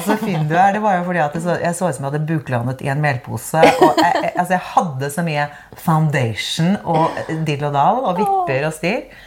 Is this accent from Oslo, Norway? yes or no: yes; Oslo, Norway; also born or lived in Bærum; den kirken jeg liksom vokste opp i, som heter Majorstuen kirke